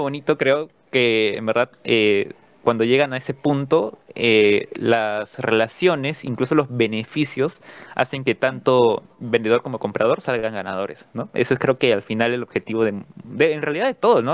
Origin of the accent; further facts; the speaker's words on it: Peru; lo que nos toca vivir como peruanos